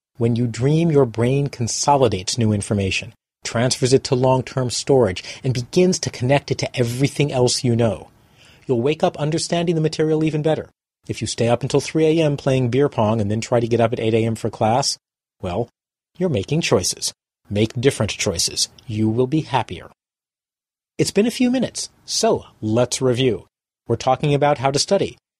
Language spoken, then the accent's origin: English; Boston, Massachusetts, United States; my hometown of Boston